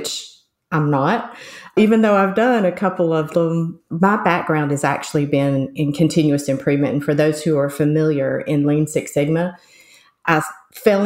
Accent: West Virginia, United States; accent: southern; I'm also from the U.S. and most specifically sort of southern U.S., more like hillbilly. So I was from West Virginia.

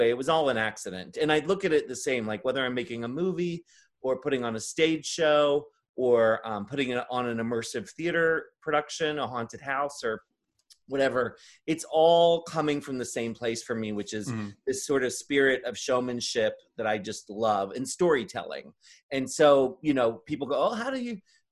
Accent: Maryland, United States; I grew up in Maryland

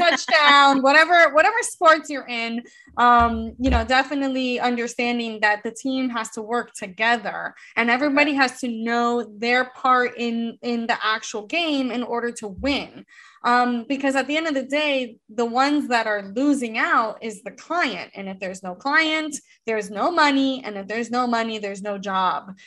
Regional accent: United States; born and bred in America

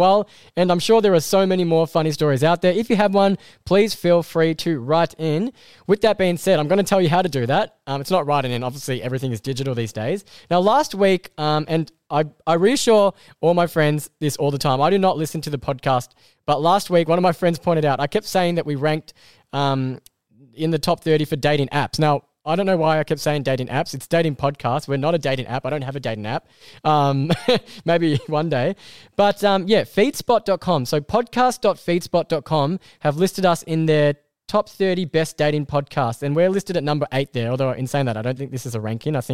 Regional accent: Australia; I'm from Australia.

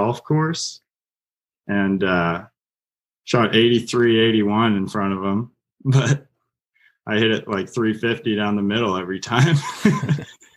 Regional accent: Whitby, Ontario, Canada; moved away as an adult; now in Kentucky, United States; Whitby, Ontario.

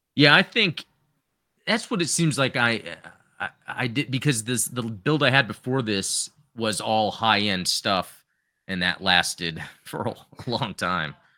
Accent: Canada; As a Canadian

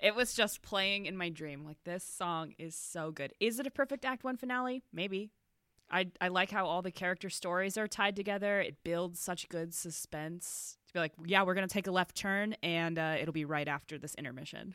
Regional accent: Northeast, United States; I was raised Catholic in the Northeast

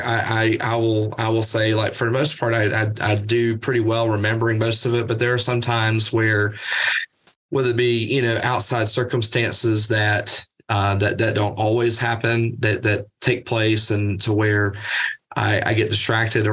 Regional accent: Birmingham, Alabama, United States; moved away as an adult; now in Athens, United States; I grew up in Birmingham

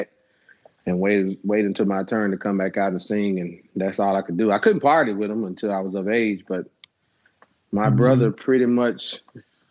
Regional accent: Memphis, Tennessee, United States; I went to Northside, graduated in 1991

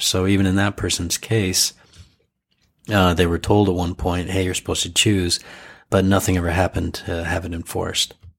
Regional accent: United States; now in Japan; I'm half, but I grew up overseas

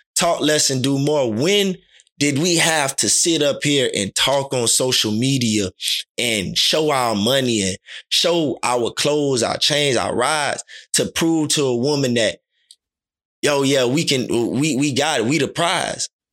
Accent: Miami, Florida, United States; growing up in Little League, our motto was, "Talk less and do more." Liberty City Vikings

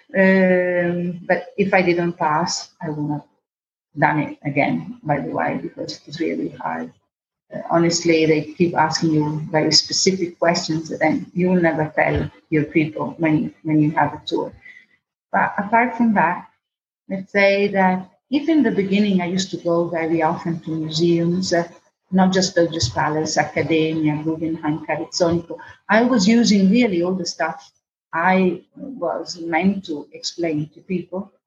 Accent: Venice, Veneto, Italy; also born or lived in Tilford, England; my parents came back to Venice because my father was a gondolier

